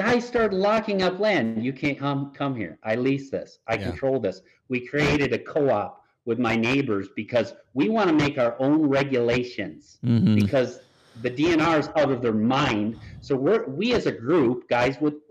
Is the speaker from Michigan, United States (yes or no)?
yes; Michigan, United States; now in Iowa, United States; my home state of Michigan